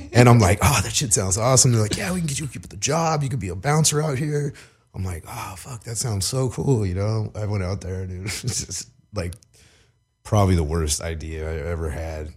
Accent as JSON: {"language": "English", "town": "Long Beach", "region": "California", "country": "United States", "tie": "born or raised there", "also_born_or_lived": "Minnesota / Oklahoma", "lives_now": "East Los Angeles, United States", "said": "growing up in Long Beach"}